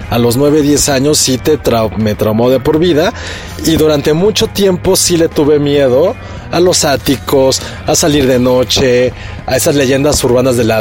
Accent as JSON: {"language": "Spanish", "country": "Mexico", "said": "a mí en mi caso, que no, no crecí en México, pues, nada más tenía como yo conciencia de mi país literariamente e infantilmente, porque era un niño, acerca de La Llorona"}